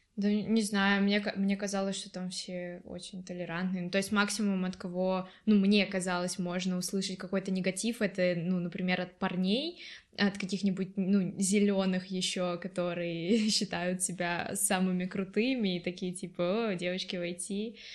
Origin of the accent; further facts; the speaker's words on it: Russia; Я из России